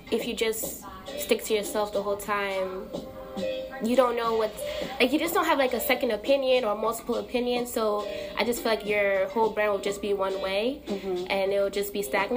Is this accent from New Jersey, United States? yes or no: yes; New Jersey, United States; I'm from Jersey, I'm Ghanaian